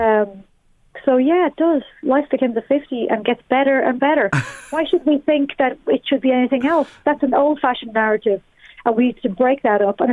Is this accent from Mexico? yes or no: no; Balbriggan, Leinster, Ireland; now in Dublin, Ireland; I'm from Balbriggan